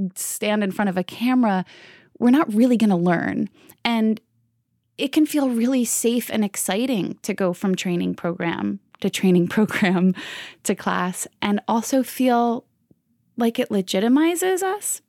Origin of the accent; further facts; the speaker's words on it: Bayville, New Jersey, United States; now in Manhattan, United States; I'm originally from New Jersey, Jersey Strong, the Jersey Shore, actually, a little town called Bayville.